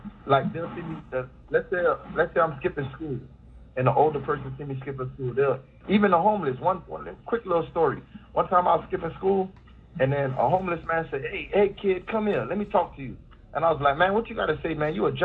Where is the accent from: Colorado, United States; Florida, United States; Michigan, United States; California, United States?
Florida, United States; Miami; I grew up in Lil Haiti